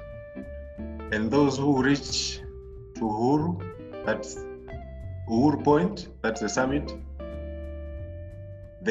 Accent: Tanzania; I'm happy to be born and raised in Tanzania

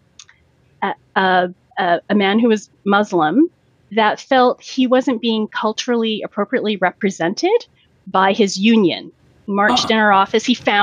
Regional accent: Vancouver, British Columbia, Canada; growing up in Vancouver and my parents coming when they were full adults

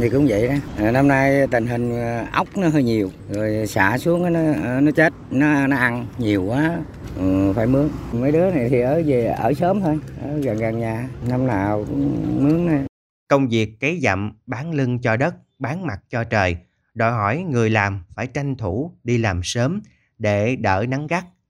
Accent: Mekong Delta, Vietnam; ở quê tôi

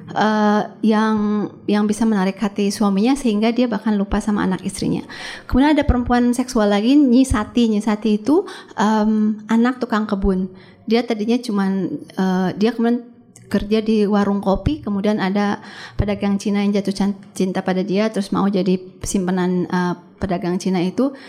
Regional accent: Bandung, West Java, Indonesia; itu kan settingnya Bandung. Saya kan orang Bandung.

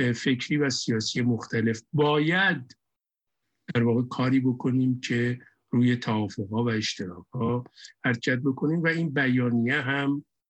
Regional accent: Iran; moved away as an adult; ماها بچه های اون مملکتیم بچه های اون جامعه اون جامعه بزرگ شدیم

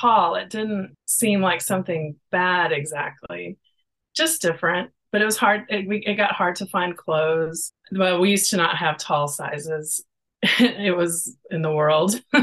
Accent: Texas, United States; now in Oregon, United States; Well, I live in Oregon, but I'm from Texas

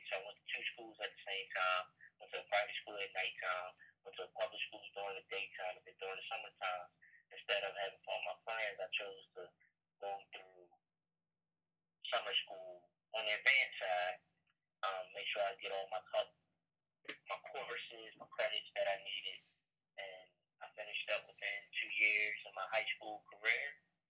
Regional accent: Chicago, Illinois, United States; born there; One, he was born in Chicago, just like I was born in Chicago.

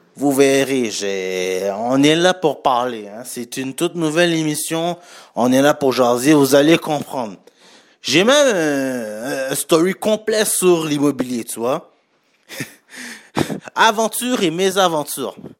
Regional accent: Montreal, Quebec, Canada; je viens de Montréal, pas de la France

